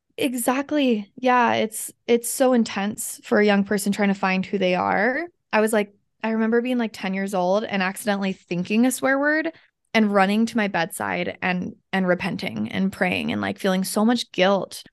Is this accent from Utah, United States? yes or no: yes; Kaysville, Utah, United States; born or raised there; also born or lived in Salt Lake City, Utah